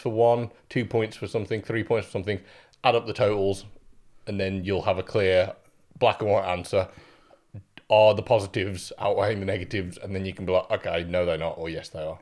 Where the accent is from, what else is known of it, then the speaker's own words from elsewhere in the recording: the Black Country, West Midlands, United Kingdom; also born or lived in Germany; I am raised in the black country